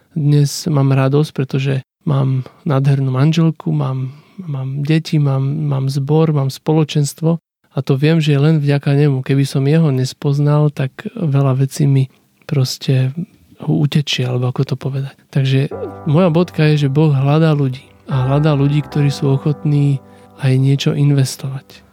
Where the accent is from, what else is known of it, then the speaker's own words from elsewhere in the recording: Slovakia; Ja, že zo Slovenska